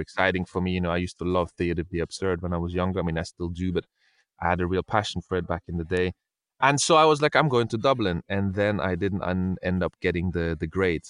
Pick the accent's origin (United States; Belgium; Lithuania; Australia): Belgium; Brussels, Brussels-Capital Region; moved away as an adult; also born or lived in Spain / England; now in London, United Kingdom; I was born in Spain, but I grew up in Brussels, in Belgium, and then now I live in England